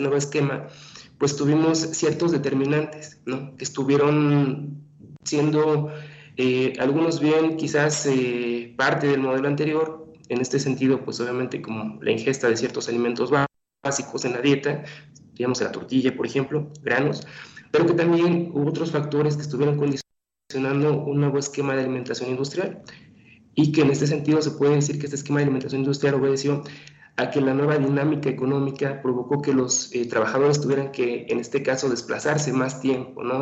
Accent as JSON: {"language": "Spanish", "country": "Mexico", "said": "como mexicanos, no somos gente delgada"}